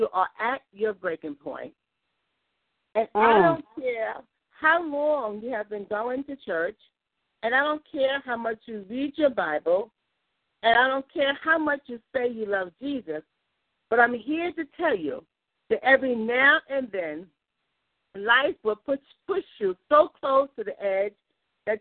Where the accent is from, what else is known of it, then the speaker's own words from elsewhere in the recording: New York City, New York, United States; I'm from the Bronx, and I'm affiliated now with Salvation Baptist Church